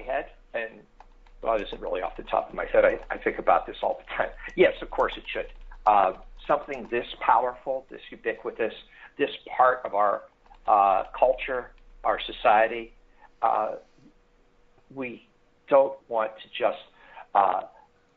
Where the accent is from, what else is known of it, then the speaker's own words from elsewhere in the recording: Pittsburgh, Pennsylvania, United States; moved away as an adult; now in Chicago, United States; I grew up in Pittsburgh